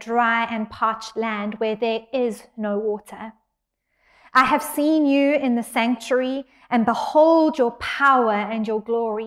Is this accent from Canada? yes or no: no; South Africa; now in San Diego, United States; I'm from South Africa, but can we say that I'm also from San Diego?